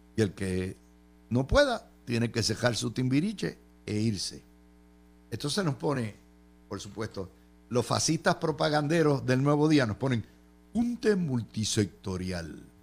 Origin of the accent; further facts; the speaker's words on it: Puerto Rico; now in Florida, United States; los puertorriqueños, cuando vamos a solicitar, no tenemos la cultura completa anglosajona